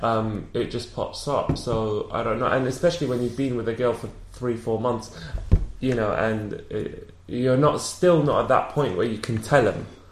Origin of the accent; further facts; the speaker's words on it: London, United Kingdom; accent: British; I'm from London